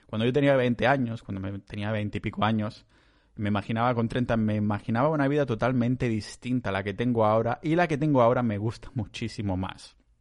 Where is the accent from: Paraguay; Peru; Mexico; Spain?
Spain; Catalonia; yo soy catalán